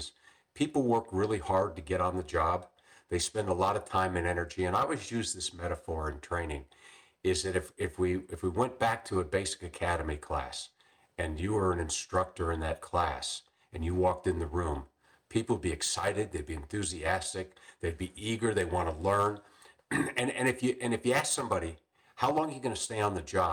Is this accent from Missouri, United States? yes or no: no; Chicago, Illinois, United States; moved away as an adult; also born or lived in Macomb, Illinois / Tucson, Arizona; I grew up in the Chicago area